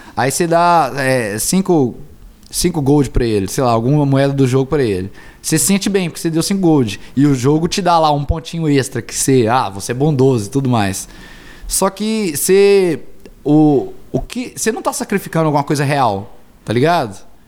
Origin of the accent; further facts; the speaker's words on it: Governador Valadares, Minas Gerais, Brazil; moved away; also born or lived in Belo Horizonte; eu e o Gustavo somos de Valadares